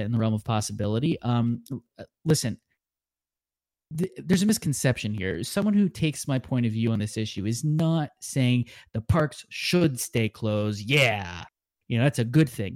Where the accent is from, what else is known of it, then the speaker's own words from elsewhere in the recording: Southern California, United States; the bustling, seasonal haunted house scene I grew up with in Southern California